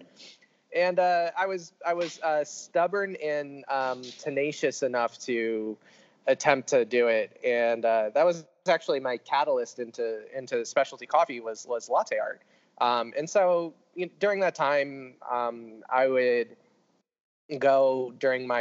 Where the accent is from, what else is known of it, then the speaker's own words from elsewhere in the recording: New Port Richey, Florida, United States; I grew up outside of Tampa in a very, very small suburb town called Newport Richey, Florida.